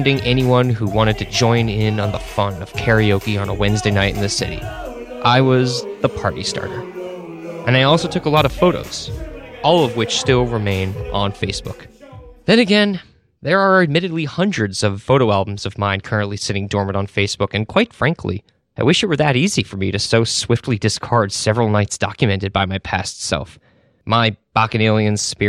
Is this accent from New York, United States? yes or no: yes; Woodstock, New York, United States; also born or lived in Astoria, New York; When I was growing up in Woodstock, New York